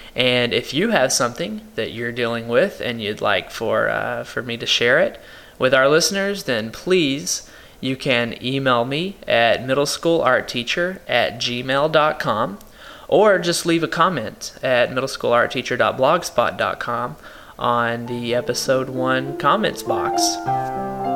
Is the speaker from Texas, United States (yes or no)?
yes; Paris, Texas, United States; my hometown is Paris, Texas